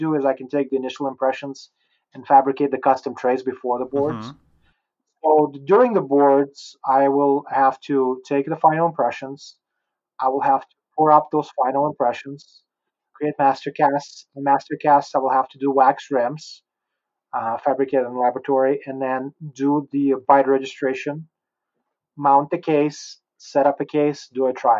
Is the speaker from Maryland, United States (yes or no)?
no; Utah, United States; I'm a Utah boy.